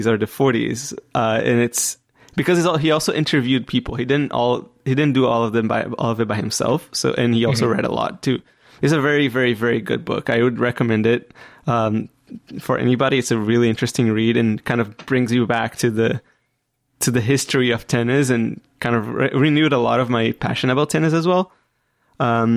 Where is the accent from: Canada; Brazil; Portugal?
Brazil; I come from Brazil